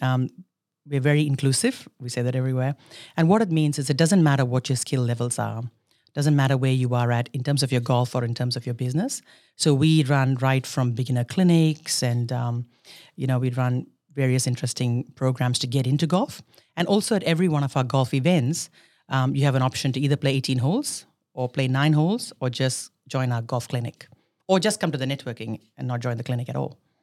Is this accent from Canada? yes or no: no; India; moved away as an adult; now in Australia; I was born in India. I did all my schooling and everything in India, and I came to Australia many years ago for university.